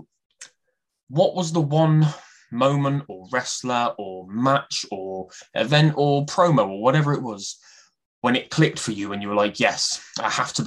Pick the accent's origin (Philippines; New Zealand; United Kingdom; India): United Kingdom; Coventry, West Midlands; I'm from Coventry, like bang in the Midlands